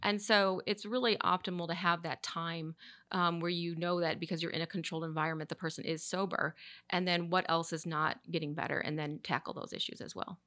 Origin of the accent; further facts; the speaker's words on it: Chicago, Illinois, United States; now in Charlotte, United States; I'm from Chicago